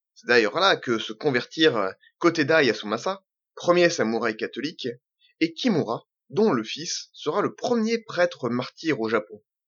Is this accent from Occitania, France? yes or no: no; Normandy, France; je suis normand je suis pied-noir je suis français